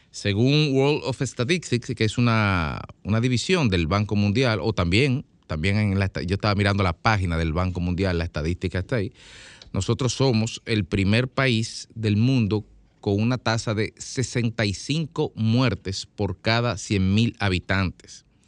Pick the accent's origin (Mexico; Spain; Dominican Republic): Dominican Republic; como dominicanos